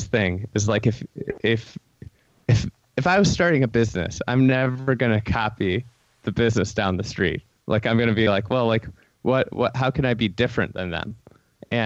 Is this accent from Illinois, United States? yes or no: yes; Lake Bluff, Illinois, United States; I grew up in Lake Bluff, Illinois